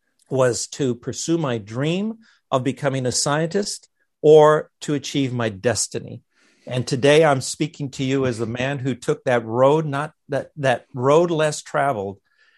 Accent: Los Angeles, California, United States; also born or lived in Montebello; I was born and reared in East Los Angeles, and then in the town adjacent to that, Montebello.

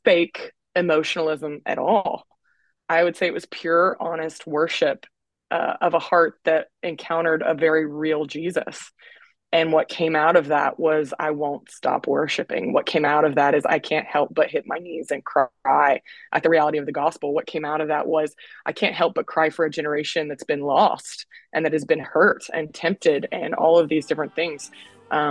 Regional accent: Texas, United States; I'm from Texas

